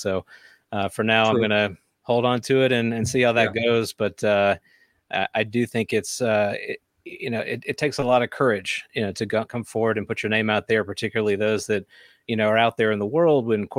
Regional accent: the South, United States; I grew up in the South.

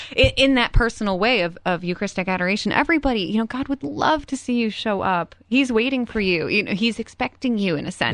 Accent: Cleveland, Ohio, United States; moved away; I'm from Cleveland, so I went home to visit my parents

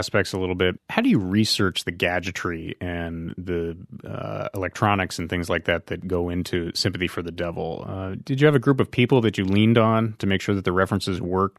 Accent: Bedford Hills, New York, United States; Oh, my hometown.

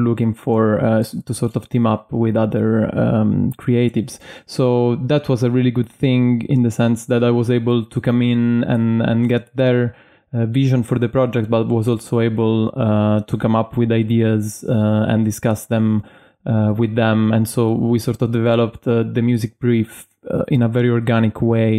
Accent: Italy; moved away as an adult; now in London, United Kingdom; I was born in Italy and I moved to London in 2013 to complete my studies there

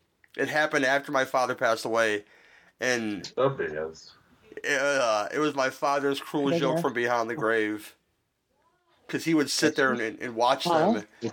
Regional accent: Chicago, Illinois, United States; We're from the South Side.

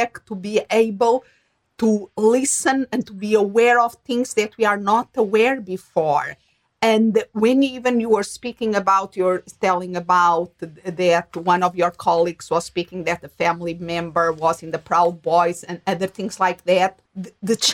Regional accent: Portugal; moved away; also born or lived in England; I myself born and raised in Portugal

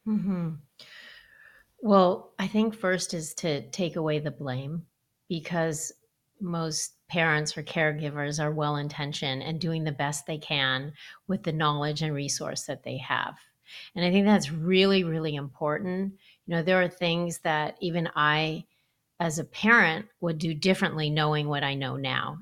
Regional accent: Los Angeles, California, United States; I grew up in Los Angeles

